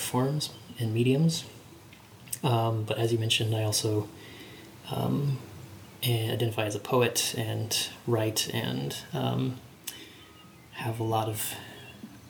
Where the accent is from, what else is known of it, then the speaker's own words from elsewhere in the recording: Kansas City, United States; I'm from Kansas City, okay. Born and raised, still live here